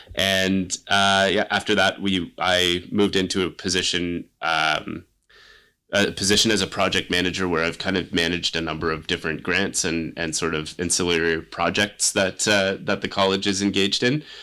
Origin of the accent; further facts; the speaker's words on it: Kingston, Ontario, Canada; I grew up in Kingston. I came to St. Lawrence College